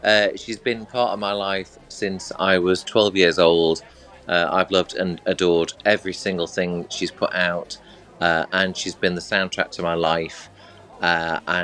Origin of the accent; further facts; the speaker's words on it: Manchester, North West England, United Kingdom; I'm from Manchester, where we've got a massive gay community in Manchester